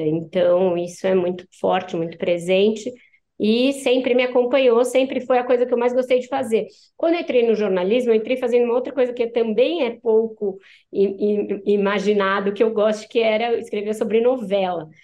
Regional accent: ABC Paulista, São Paulo, Brazil; Aí eu cresci no ABC, eu sou paulistana, mas cresci no ABC

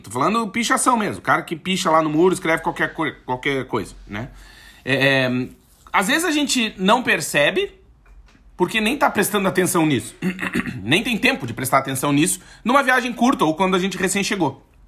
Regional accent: South Region, Brazil; now in Portugal; a gente é do Sul

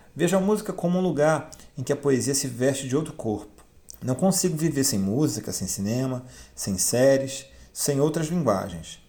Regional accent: Castanhal, Pará, Brazil; Também sou de Castanhal.

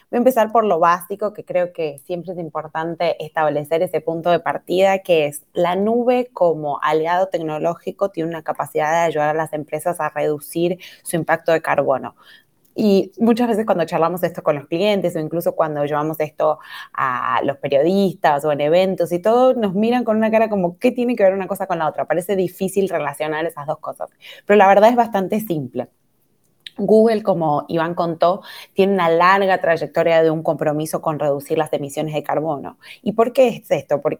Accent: Argentina; now in Brazil; soy argentina, pero vivo en Brasil, así que ya me ha quedado como un acento de medio de ningún lugar.

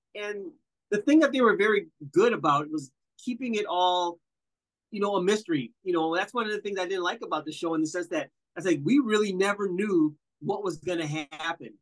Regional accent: Wisconsin, United States; I'm from Wisconsin

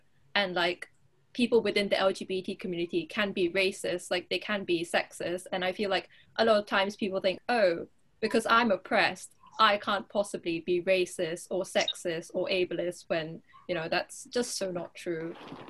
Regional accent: Singapore; now in Durham, United Kingdom; I'm from Singapore

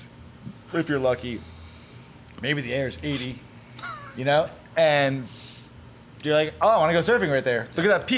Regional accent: New York, United States; moved away; I come from New York

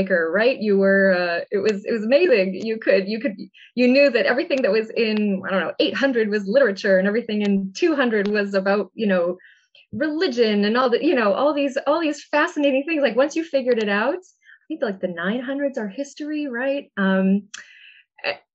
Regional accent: Massachusetts, United States; my public library growing up in Massachusetts

